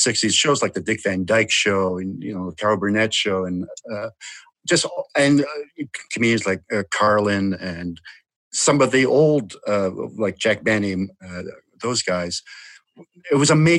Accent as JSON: {"language": "English", "town": "Vancouver", "region": "British Columbia", "country": "Canada", "tie": "born or raised there", "said": "I grew up in Vancouver, which is also a beautiful city."}